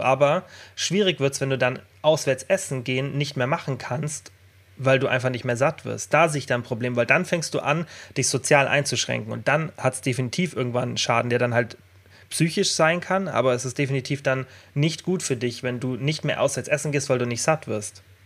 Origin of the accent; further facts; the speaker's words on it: Germany; jetzt bei uns in Deutschland